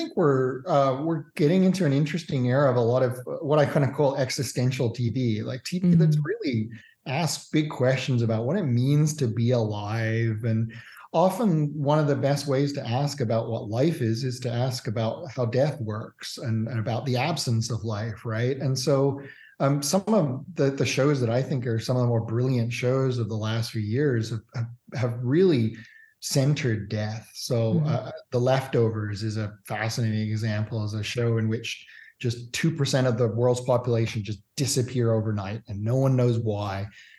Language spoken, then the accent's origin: English; Australia; also born or lived in Canada / Singapore / Hong Kong; Born in Canada, but I'm also English and grew up in Australia, Singapore, and Hong Kong as well.